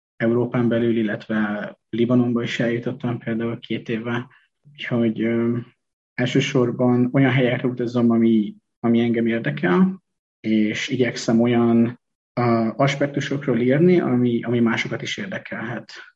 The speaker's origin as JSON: {"language": "Hungarian", "country": "Hungary", "tie": "born or raised there", "also_born_or_lived": "China", "moved": "as an adult", "said": "sváb településen nőttem föl"}